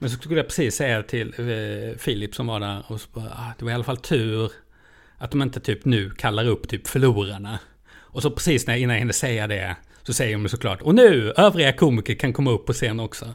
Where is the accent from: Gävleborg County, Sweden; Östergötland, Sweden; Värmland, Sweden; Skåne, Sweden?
Skåne, Sweden; Lund; Jag är ändå från Lund